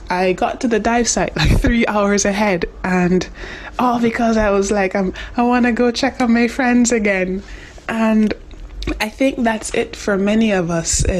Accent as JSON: {"language": "English", "country": "Jamaica", "said": "I'm from Jamaica."}